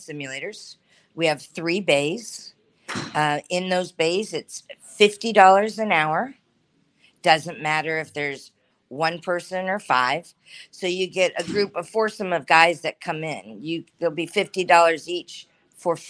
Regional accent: San Diego, California, United States; now in Estero, United States; I'm born and raised in San Diego, California.

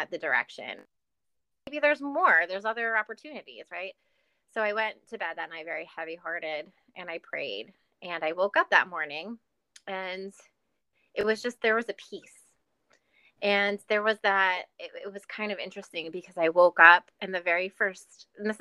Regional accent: New York City, New York, United States; moved away; also born or lived in New Orleans; I'm from New York City

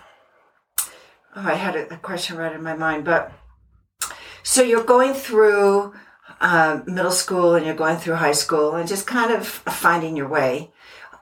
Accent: United States; now in Colorado, United States; I grew up in Washington

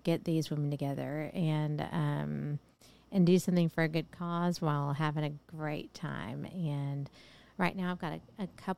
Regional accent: Texas, United States; accent: Texas; My Texas accent

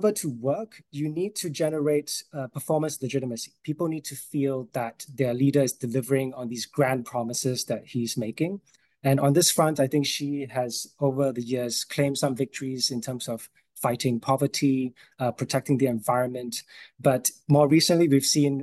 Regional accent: Singapore; moved away as an adult; also born or lived in Beijing, China / Hong Kong; I moved back to my home country of Singapore last year

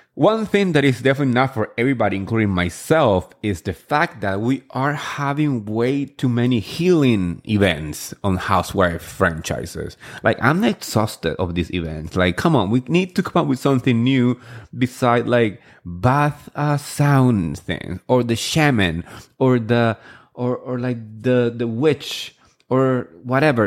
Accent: New Jersey, United States; I grew up here and in Jersey

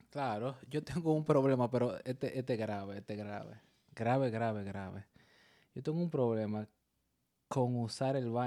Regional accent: Dominican Republic; Somos dominicanos.

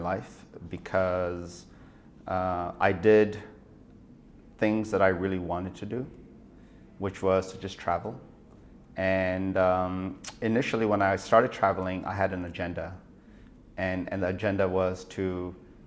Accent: India; moved away as an adult; also born or lived in Nagaland, India / United States; I was born in India, in a place called Nagaland, which is a small state in the northeast of India, which is on the Burmese border. And I went to primary school and high school in an international boarding school, which was for monks in the center of India

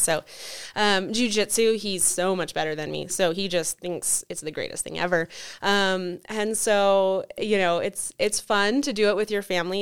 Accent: Carson City, Nevada, United States; also born or lived in Reno, Nevada; I was born and raised in Carson and have lived in Reno most of my adult life

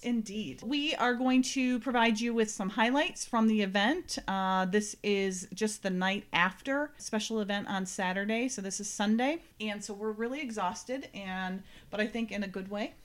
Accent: Vermont, United States; now in New Hampshire, United States; I'm from New Hampshire, and I'm originally from Vermont

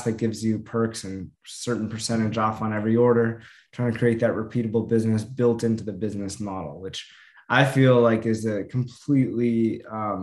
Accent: Los Angeles, California, United States; I grew up

